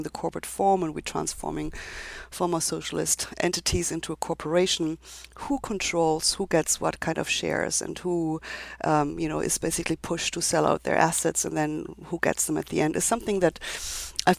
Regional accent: Germany; moved away as an adult; now in United States; my background is that I come from Germany, was trained in Germany

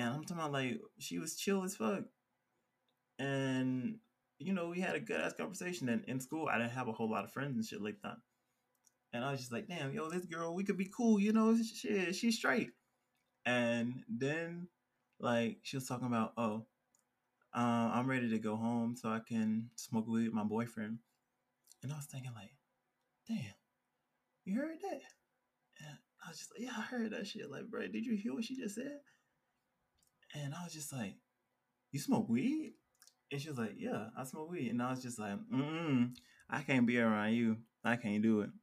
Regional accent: Georgia, United States; now in Colorado, United States; growing up in Georgia

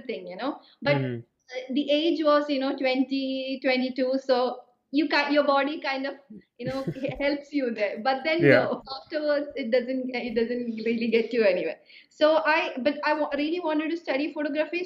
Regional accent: Kerala, India; moved away as an adult; now in Italy; my hometown in Kerala, in the south of India.

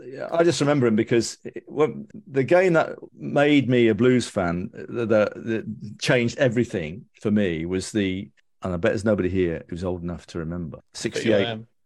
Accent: Birmingham, West Midlands, United Kingdom; I grew up in King's Heath. Born in Howard Road.

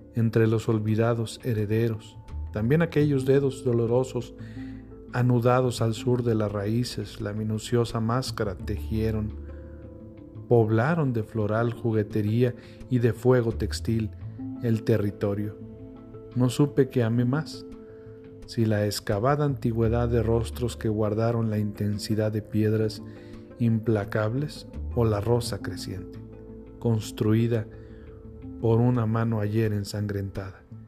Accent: Mexico; ese orgullo, de decir que somos mexicanos

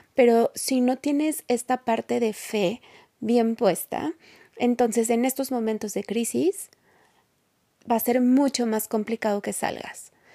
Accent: Mexico; en México, en mi país

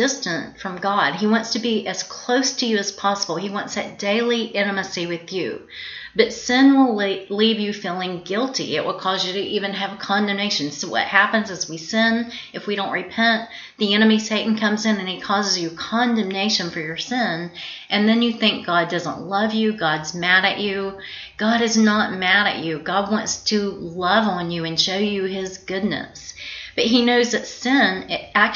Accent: South Georgia, United States; moved away; also born or lived in Florida; I was raised and born in Georgia, South Georgia, the deep part of the South, and I also lived a little while in Florida

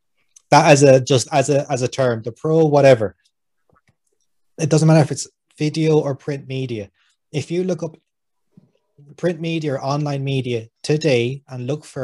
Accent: Connemara, Connacht, Ireland; I am from Connemara. Rugby wasn't a thing when I was growing up in Connemara.

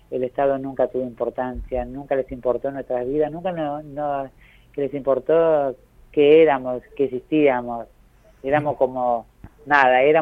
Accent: Avellaneda, Buenos Aires Province, Argentina; Yo soy de Avellaneda, pero ahí empecé mi territorio

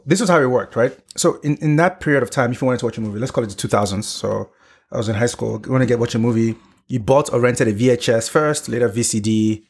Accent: Nigeria; moved away as an adult; now in United States; growing up in Nigeria

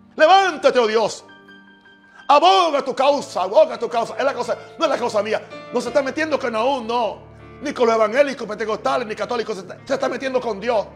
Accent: United States; en mi país también, en Estados Unidos

